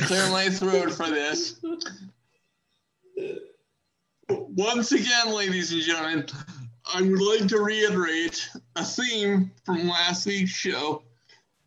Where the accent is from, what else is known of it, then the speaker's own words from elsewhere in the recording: Maryland, United States; my home state. It was Morgan State University, and that's in Maryland, close to me